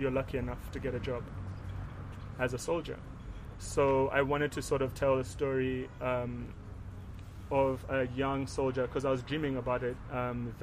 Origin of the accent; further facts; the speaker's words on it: Uganda; we come from Uganda